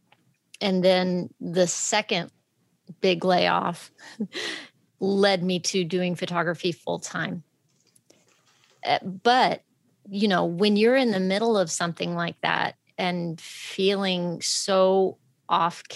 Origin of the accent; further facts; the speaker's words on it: Texas, United States; I'm from Texas. We're friendly. We're friendly there.